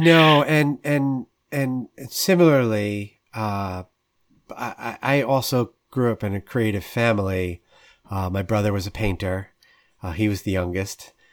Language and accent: English; New York suburbs, United States; as a kid growing up in the New York suburbs